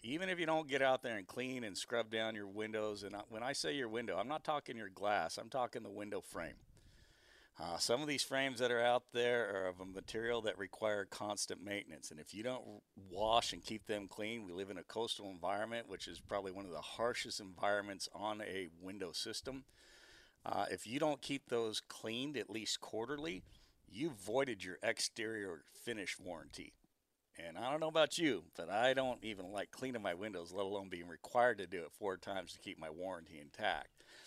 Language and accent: English; Arizona, United States; moved away; I'm from Arizona originally